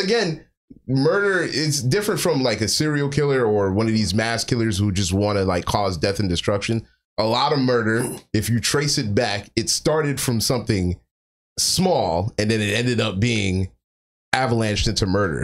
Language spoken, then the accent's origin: English; Jamaica; I'm Jamaican